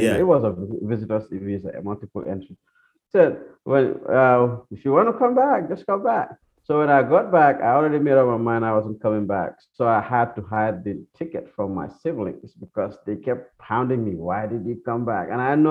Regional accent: Gambia; because growing up in Gambia, the only time it's cloudy is when it's about to rain.

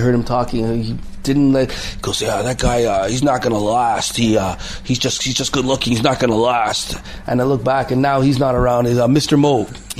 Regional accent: Montreal, Quebec, Canada; moved away; I'm from Montreal

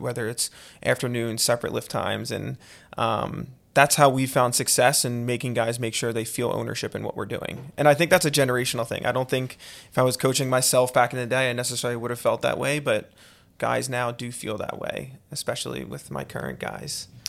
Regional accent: Conshohocken, Pennsylvania, United States; I was born and raised in Conshohocken

